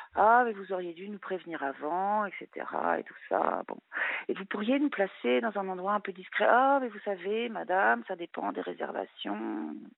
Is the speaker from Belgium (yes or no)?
no; France; also born or lived in Luxembourg; j'étais française